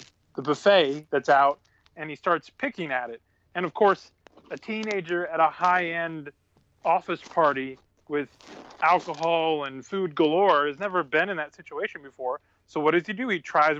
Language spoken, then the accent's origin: English; Ohio, United States; I'm from Ohio